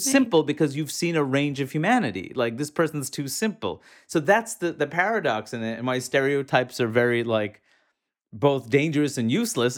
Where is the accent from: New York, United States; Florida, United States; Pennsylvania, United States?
New York, United States; New York City; moved away; growing up in, in New York City, in Queens, New York